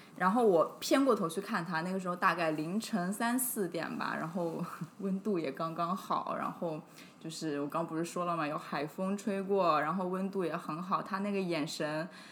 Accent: Hunan, China; moved away; 因为我是湖南人嘛，我就想说顺便回长沙

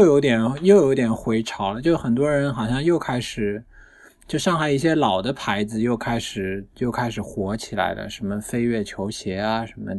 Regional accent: Shanghai, China; 我上海人，然后他们

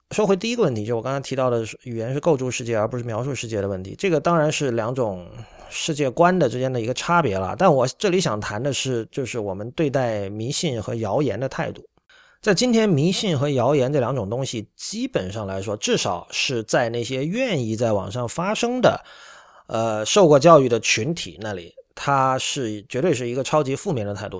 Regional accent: Shenzhen, Guangdong, China; now in Japan; 因为我在深圳长大，所以由于离香港比较近，所以受到香港文化的影响还是比较深的

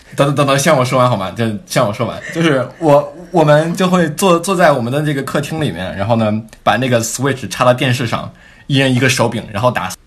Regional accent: China; moved away as an adult; now in United States; 在咱们这个中国九年义务教育熏陶下

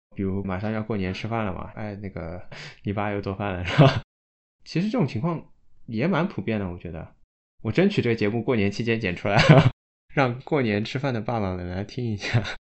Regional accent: Shanghai, China; 我们上海

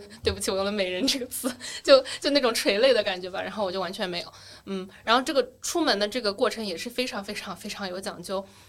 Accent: Wenzhou, Zhejiang, China; moved away as an adult; also born or lived in Beijing / United States; now in Shanghai, China; 我是温州人

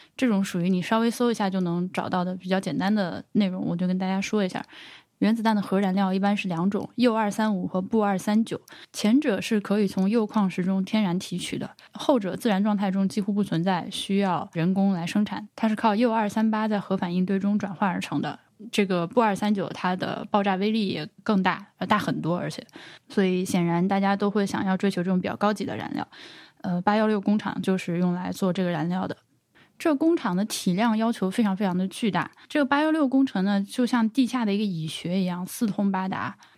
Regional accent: Laohekou, Hubei, China; 像我的老家老河口旁边有一个江山厂

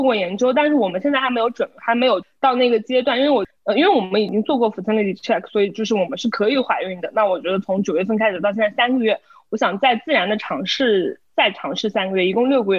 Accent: China; 作为中国人

